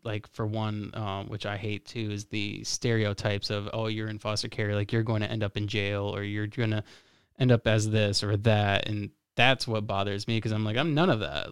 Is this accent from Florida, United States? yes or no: yes; Florida, United States; now in Michigan, United States; I'm from Florida